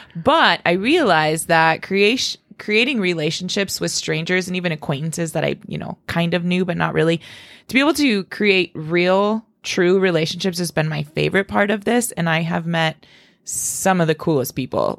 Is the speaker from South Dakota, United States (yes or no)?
yes; Spearfish, South Dakota, United States; I was born and raised in Spearfish